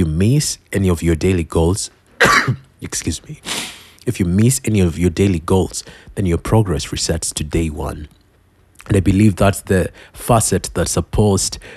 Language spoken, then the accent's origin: English; Kenya; I'm Kenyan